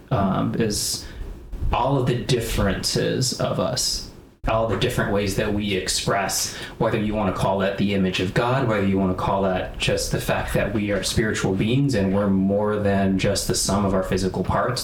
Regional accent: Chicago, Illinois, United States; also born or lived in Evanston, Illinois; born and raised in the north suburbs of Chicago

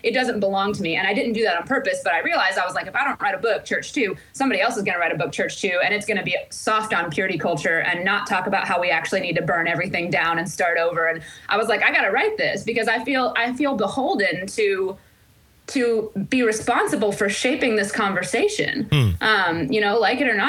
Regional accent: Central Illinois, United States; moved away as an adult; also born or lived in Chicago, Illinois / Phoenix, Arizona; now in Nashville, United States; grew up in the Midwest. I grew up in Central Illinois

